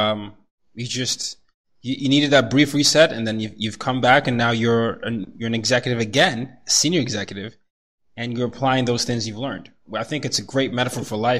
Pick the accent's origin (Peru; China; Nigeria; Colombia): Nigeria; I'm from Nigeria